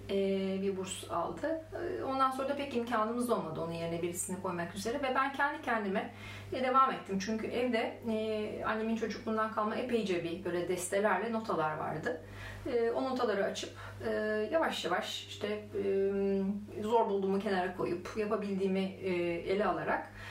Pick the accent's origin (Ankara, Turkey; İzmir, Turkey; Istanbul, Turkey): Ankara, Turkey; born there; E, ben daha henüz emeklerken e, Ankara doğumluyum ben Ankara'da otururken.